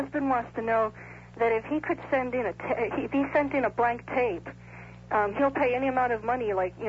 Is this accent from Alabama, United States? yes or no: no; New York, United States; moved away; I was from New York myself.